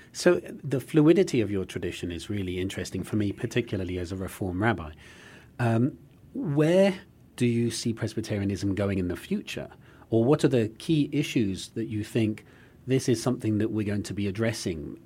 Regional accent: United Kingdom; now in United States; as a British person

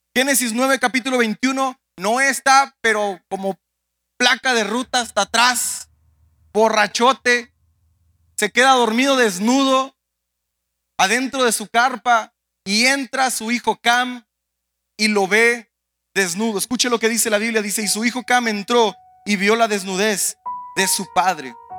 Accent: Mexico; moved away; como mexicanos, a pesar de que vivimos en un país extranjero que nos ha abrazado

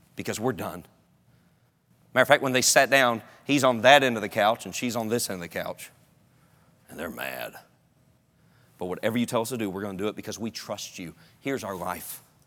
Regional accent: North Carolina, United States; also born or lived in Durham, North Carolina; I'm from North Carolina

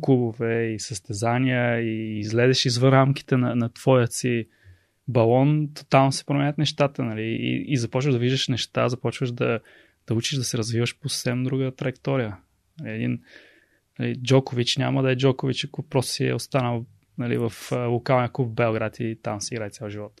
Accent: Pleven, Pleven Province, Bulgaria; moved away as an adult; also born or lived in Sofia; аз съм от Плевен

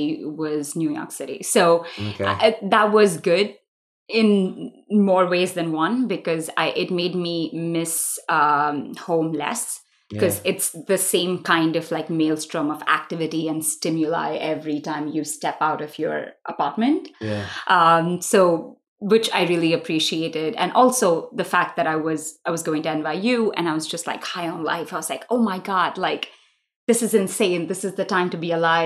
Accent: Mumbai, Maharashtra, India; moved away; I grew up in Mumbai when it was still Bombay, so I kind of refuse to call it Mumbai, but for the world I do. I grew up, I was born there, I was raised there.

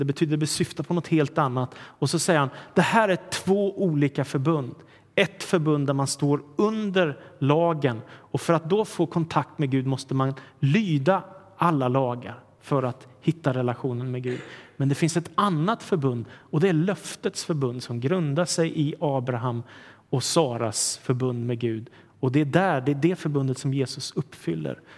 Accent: Sweden; vi svenskar

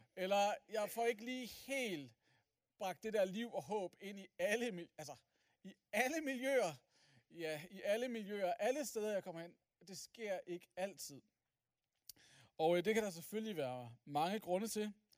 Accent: Aalborg, North Denmark Region, Denmark; jeg er som sagt fra Aalborg

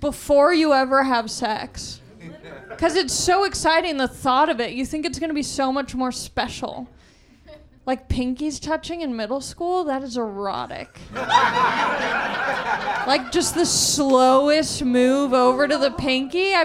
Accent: Southern California, United States; I grew up in Southern California

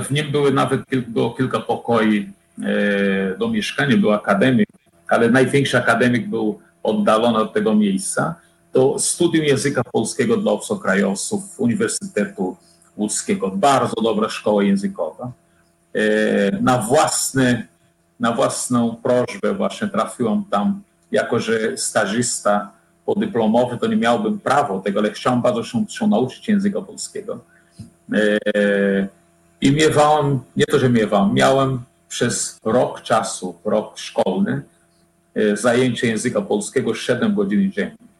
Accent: Fortaleza, Ceará, Brazil; Polish is a second language; moved away as an adult; also born or lived in Łódź, Poland; now in Poland; Ja pochodzę z, z rodziny średniej klasy w Brazylii

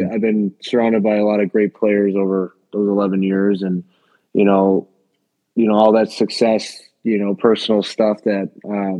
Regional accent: United States; as an American

